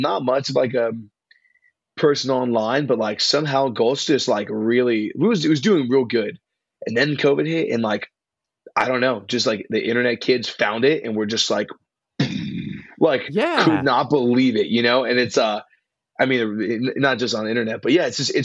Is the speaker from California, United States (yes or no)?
yes; Los Angeles, California, United States; moved away as an adult; also born or lived in Santa Cruz, California; now in Bay Area, United States; I'm from like Los Angeles. I grew up in San Pedro. And so yeah, that's my first home for the first 18 years of my life